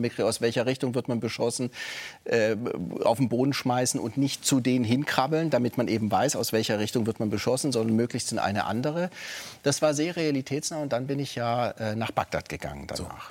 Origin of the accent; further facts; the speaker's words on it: Stuttgart, Baden-Württemberg, Germany; moved away as an adult; now in Frankfurt, Germany; als Württemberger Schwabe, äh, geboren wird in Stuttgart